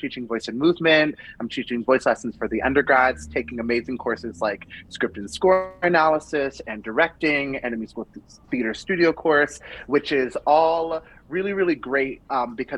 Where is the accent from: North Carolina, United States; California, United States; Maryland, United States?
California, United States; Riverside; moved away as an adult; also born or lived in San Diego County; now in San Diego, United States; I'm from Southern California, but I'm up from the Inland Empire area, born and raised in Riverside.